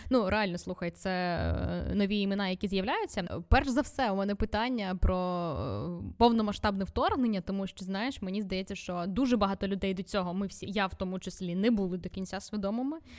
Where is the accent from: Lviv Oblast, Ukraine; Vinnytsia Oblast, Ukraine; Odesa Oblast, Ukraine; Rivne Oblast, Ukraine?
Vinnytsia Oblast, Ukraine; Vinnytsia; ну я з Вінниці, але в мене російськомовна родина і. Е, українську, типу, я вивчала в школі класно, тобто все все українською